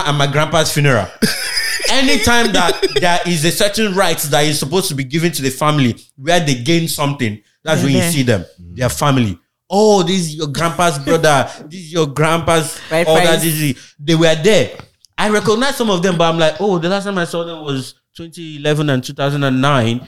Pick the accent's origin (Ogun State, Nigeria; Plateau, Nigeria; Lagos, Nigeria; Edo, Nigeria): Edo, Nigeria; moved away; Edo State.